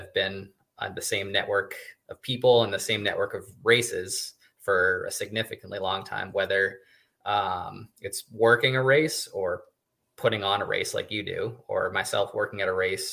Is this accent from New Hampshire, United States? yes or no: yes; Newmarket, New Hampshire, United States; also born or lived in Stratham, New Hampshire; I'm from Newmarket, New Hampshire, which is a small town on the seacoast of New Hampshire